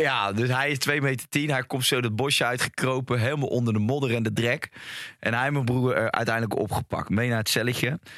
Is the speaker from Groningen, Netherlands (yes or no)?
no; Rotterdam, South Holland, Netherlands; Ik ben opgegroeid in Rotterdam